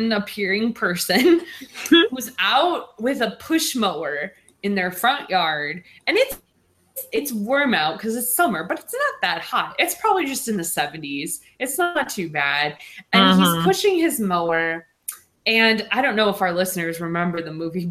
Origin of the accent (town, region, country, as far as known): Michigan, United States; born or raised there